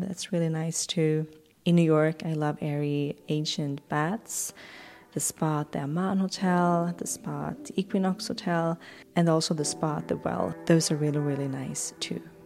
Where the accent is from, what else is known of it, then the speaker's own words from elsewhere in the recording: Swedish West Coast, Sweden; moved away; I grew up on the Swedish West Coast